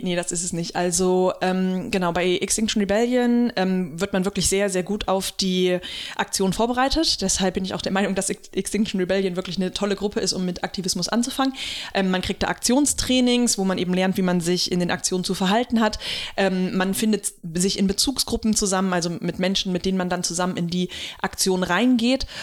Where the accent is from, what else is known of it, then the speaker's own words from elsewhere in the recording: Germany; hier bei uns in Deutschland